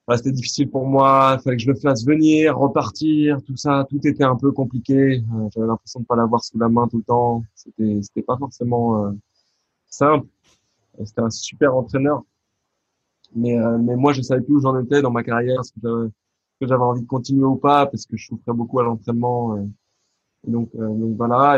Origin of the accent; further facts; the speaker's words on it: France; un garçon comme moi, bah, né en France, euh, français, de culture française, 100% presque